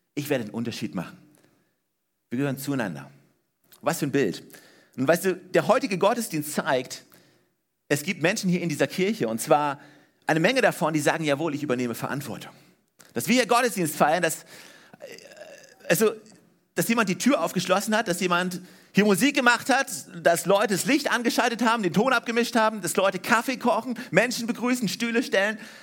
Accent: Germany; ich bin in Deutschland aufgewachsen, ja, ne? 1979 geboren

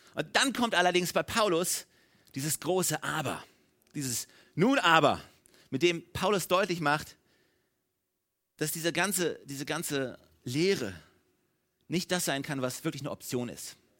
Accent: Germany; als Deutsche

